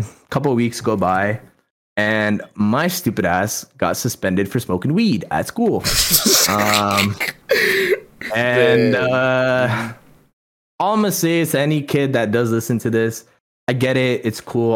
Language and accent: English; Toronto, Ontario, Canada; also born or lived in India; I grew up in Toronto